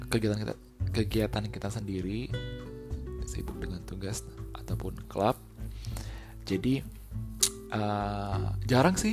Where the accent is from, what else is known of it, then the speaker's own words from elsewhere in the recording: Indonesia; namanya aku orang Indo ya kalau nggak pedes kalau tidak menggoyang lidah istilahnya nggak nggak sah gitu makanannya